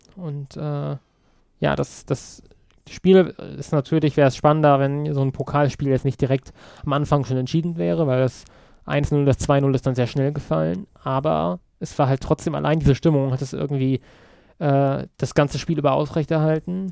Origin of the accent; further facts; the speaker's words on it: Kassel, Hesse, Germany; now in Berlin, Germany; Eigentlich aus Kassel, aber ich komme jetzt aus Berlin